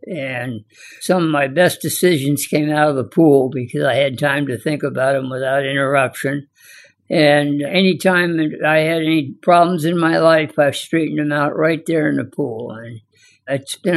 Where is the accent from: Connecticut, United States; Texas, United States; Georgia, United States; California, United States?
California, United States; Santa Monica; moved away as an adult; also born or lived in Hollywood, California; now in St. Petersburg, United States; I was born in 1930 in Hollywood, California, and raised off and on in Santa Monica, California